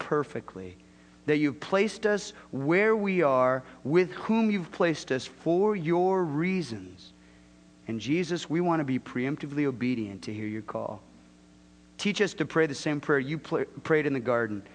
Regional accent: Southern California, United States; moved away; I'm from Southern California.

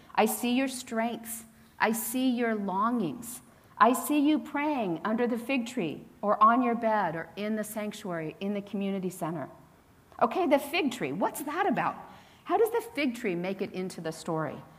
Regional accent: Hillsborough, California, United States; moved away; When I was growing up in the San Francisco Bay Area, I didn't really grow up in the city, though my mother did. I'd say I was from the Bay Area

